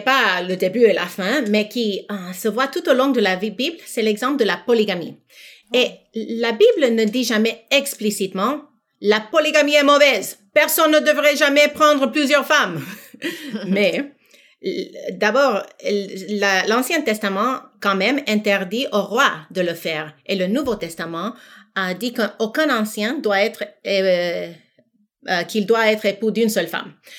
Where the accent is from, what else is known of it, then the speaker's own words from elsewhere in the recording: United States; moved away as an adult; also born or lived in Senegal; now in Quebec, Canada; j'ai grandi aux États-Unis